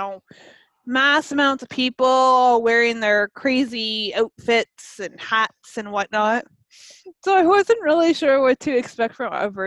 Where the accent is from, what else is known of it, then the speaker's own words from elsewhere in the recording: Canada; I'm Canadian.